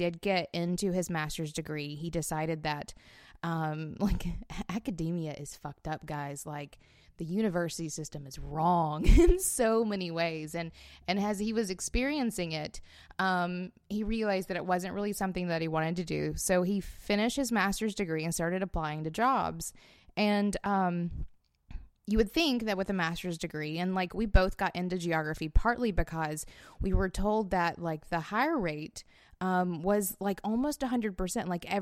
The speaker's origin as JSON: {"language": "English", "town": "Florence", "country": "United States", "also_born_or_lived": "North Carolina", "said": "we moved from North Carolina back home to Florence."}